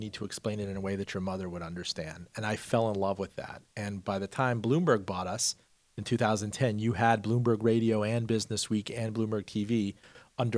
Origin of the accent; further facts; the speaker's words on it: Miami, Florida, United States; also born or lived in Iran; I grew up in Miami and I picked up Spanish on the side